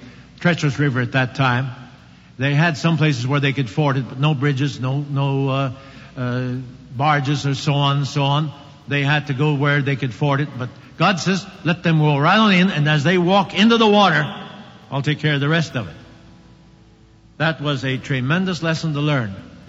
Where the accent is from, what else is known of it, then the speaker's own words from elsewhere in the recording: Oklahoma, United States; I came from Oklahoma.